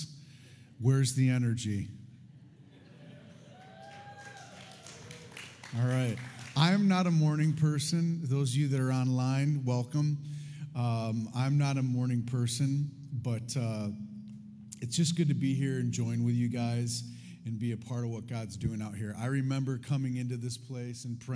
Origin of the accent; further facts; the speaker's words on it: Detroit, Michigan, United States; I come from Detroit